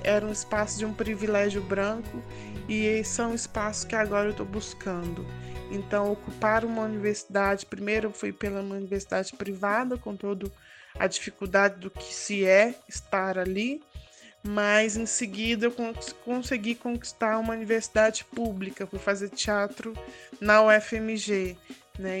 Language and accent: Portuguese; Belo Horizonte, Minas Gerais, Brazil; do Novo Glória, bairro de onde eu nasci, do bairro Novo Glória